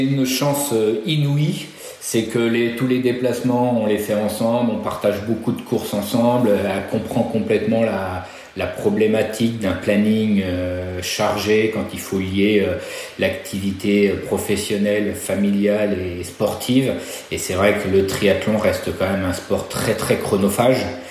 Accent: Nantes, Pays de la Loire, France; moved away as an adult; je suis revenu dans ma région natale, donc à Nantes

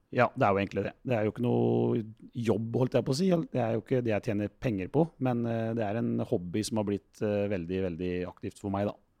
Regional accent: Rakkestad, Østfold, Norway; Jeg er jo fra Rakkestad

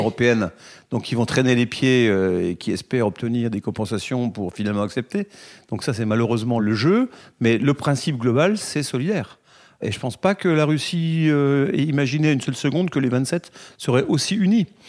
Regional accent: France; on est français

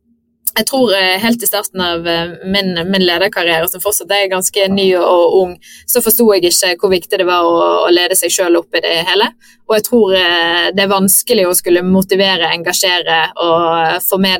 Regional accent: Bergen, Vestland, Norway; now in Stockholm, Sweden; føler liksom det å ha flyttet til Stockholm og ut av landet er liksom litt mer greit enn det å, som bergenser å flytte til Oslo, så jeg har fått eh, tommel opp hjemmefra.

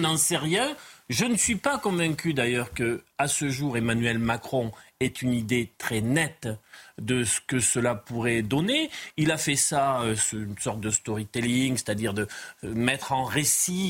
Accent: Pyrénées-Atlantiques, Nouvelle-Aquitaine, France; Moi, je viens des Pyrénées-Atlantiques

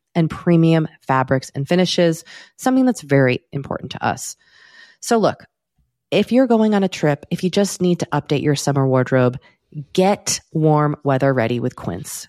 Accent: United States; as an American, mm. as a white American.

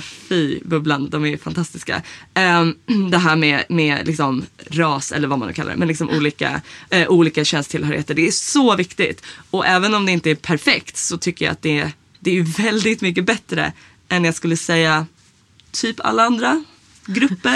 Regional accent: Sweden; jag är uppvuxen i Sverige

